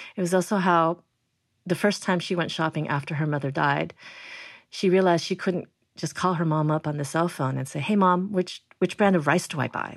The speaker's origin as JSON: {"language": "English", "country": "United States", "said": "I'm Chinese American, I'm first generation"}